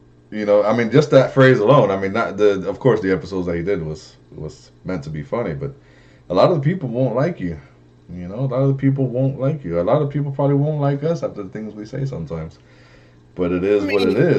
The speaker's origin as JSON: {"language": "English", "town": "Miami", "region": "Florida", "country": "United States", "tie": "born or raised there", "said": "I grew up in Miami"}